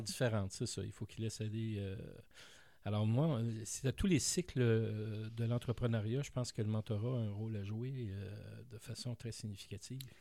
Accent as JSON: {"language": "French", "town": "Montreal", "region": "Quebec", "country": "Canada", "tie": "born or raised there", "said": "J'ai grandi à Montréal, dans l'est de Montréal"}